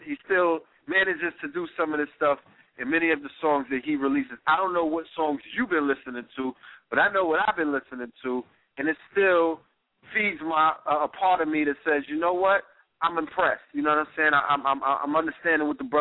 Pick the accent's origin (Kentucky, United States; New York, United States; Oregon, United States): New York, United States; New York City; Flatbush, Brooklyn, my hometown